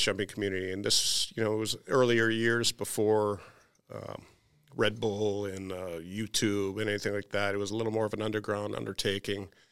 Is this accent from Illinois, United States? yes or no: yes; outside of Chicago, Illinois, United States; I grew up outside of Chicago